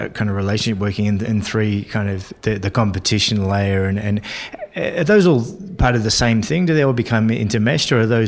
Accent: Isle of Man; My model for figure skating growing up in the Isle of Man in the UK was like Torval and Dean.

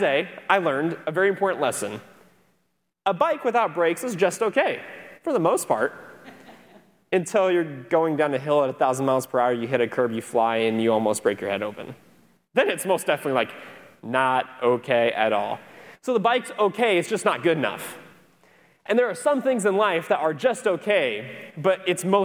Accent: Cedar Rapids, Iowa, United States; now in Florida, United States; I'm from Cedar Rapids, Iowa

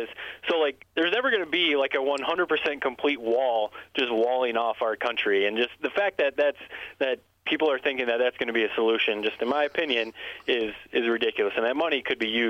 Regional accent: Corunna, Michigan, United States; moved away as an adult; also born or lived in Bristol, Connecticut; now in Charlotte, United States; I went to Corona my whole life, so that's where I'm from.

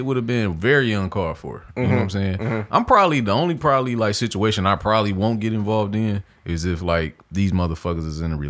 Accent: Detroit, Michigan, United States; I am from Detroit City, all right?

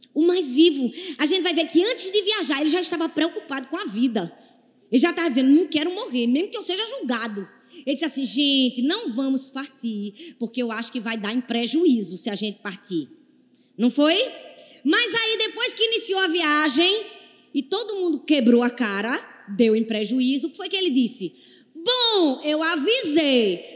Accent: Recife, Pernambuco, Brazil; eu sou de Recife

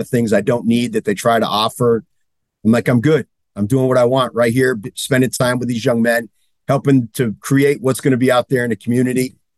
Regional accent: hometown containing Mount Hermon, Massachusetts, United States; I had the opportunity to go back to my hometown, which most people aren't aware of it other than Mount Hermon is in my town.

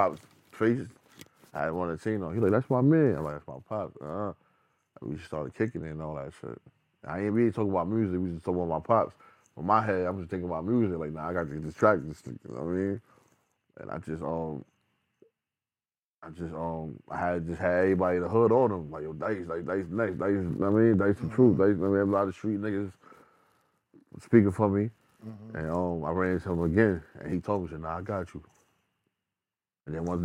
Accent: New York City, New York, United States; We from the Bronx, from the South Bronx.

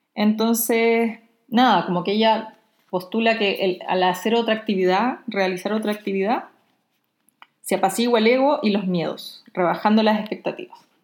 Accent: Chile; Soy la ilustradora chilena

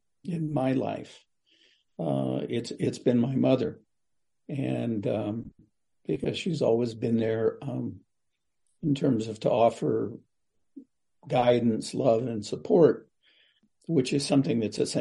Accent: Kewa Pueblo, New Mexico, United States; I'm from Kiwa Pueblo in New Mexico.

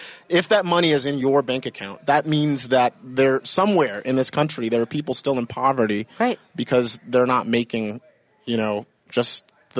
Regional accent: Virginia, United States; also born or lived in Maryland / Japan / Rhode Island; So originally, I mean, I grew up more or less in Virginia, but also Maryland. I stayed in Japan for a little bit. I grew up in New England and Rhode Island for a few years. I was a Navy brat

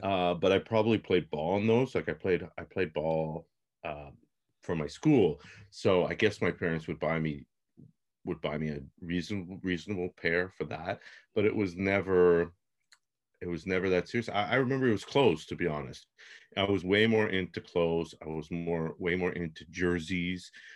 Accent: Toronto, Ontario, Canada; I'm from Toronto.

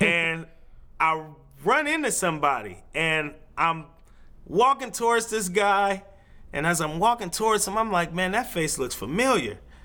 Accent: Vallejo, California, United States; moved away as an adult; now in Portland, United States; I grew up in the Bay Area

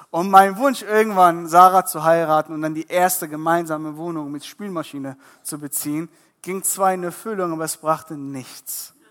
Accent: Iran; born there; Ihr müsst verstehen, ich bin gebürtiger Iraner.

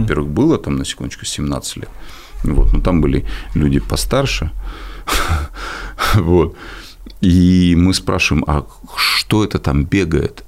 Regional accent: Kyiv, Ukraine; в мой дом, в мой город, а я коренной киевлянин

